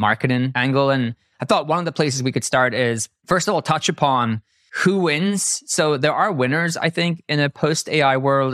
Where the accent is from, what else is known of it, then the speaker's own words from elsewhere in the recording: Ireland; I'm Irish.